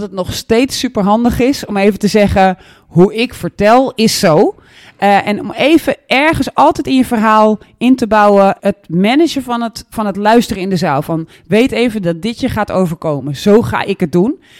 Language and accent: Dutch; Netherlands; also born or lived in Flanders; de slecht Engels sprekende Nederlander